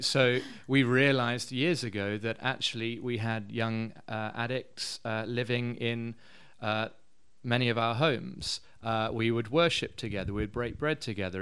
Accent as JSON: {"language": "English", "region": "London", "country": "United Kingdom", "also_born_or_lived": "Edinburgh", "moved": "as an adult", "lives_now": "Cape Town, South Africa", "said": "I'm from London originally"}